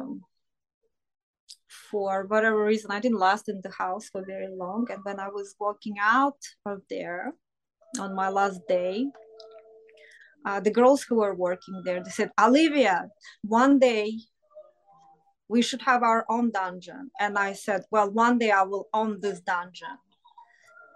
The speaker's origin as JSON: {"language": "English", "country": "Russia", "tie": "born or raised there", "moved": "as an adult", "lives_now": "United States", "said": "I was born and raised in Soviet Union"}